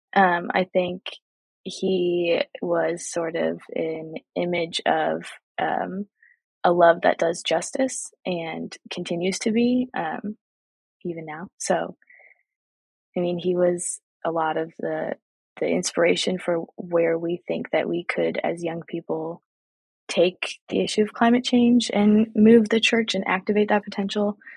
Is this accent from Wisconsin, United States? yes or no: yes; Milwaukee, Wisconsin, United States; also born or lived in Madison, Wisconsin; I'm from Milwaukee, Wisconsin, and I also have connections here in Madison, Wisconsin